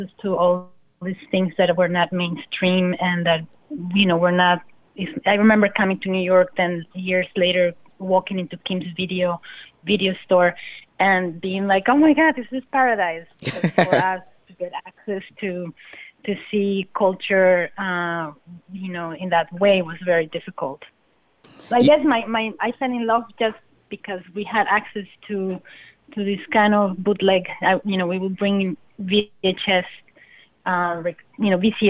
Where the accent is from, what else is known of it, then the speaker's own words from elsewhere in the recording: Bogotá, Colombia; moved away; I'm coming from Colombia, from Bogota, and in the 90s